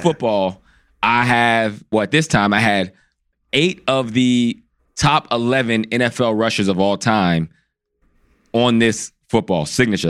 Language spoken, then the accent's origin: English; Pennsylvania, United States; I grew up around where he, he played football. I'm from Pennsylvania